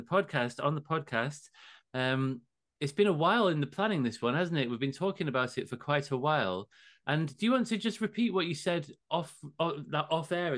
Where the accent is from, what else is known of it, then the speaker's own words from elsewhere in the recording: England, United Kingdom; I am English. I live in England